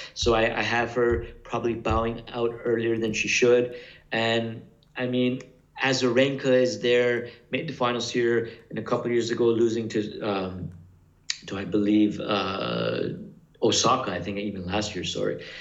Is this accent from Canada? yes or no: yes; Canada; I'm from Canada